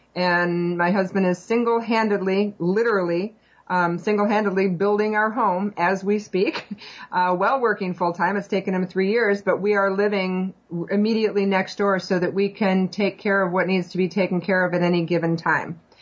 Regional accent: northern Illinois, United States; moved away as an adult; also born or lived in Georgia / Arizona / Germany; I was born and raised in northern Illinois

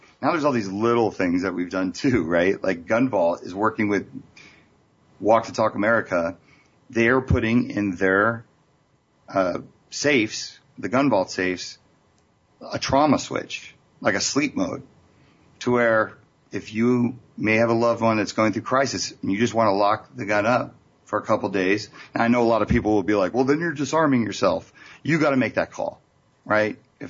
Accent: Las Vegas, Nevada, United States; I'm from Las Vegas.

